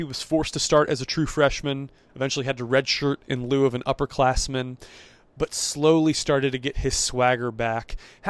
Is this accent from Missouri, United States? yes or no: yes; St. Louis, Missouri, United States; I was from St. Louis